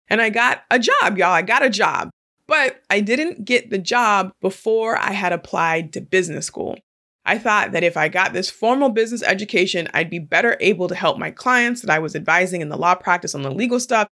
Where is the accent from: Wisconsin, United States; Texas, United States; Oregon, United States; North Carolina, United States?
Oregon, United States; Portland; moved away as an adult; now in California, United States; there are just a handful of Black people that are born and raised in Portland, Oregon, and I am one of them.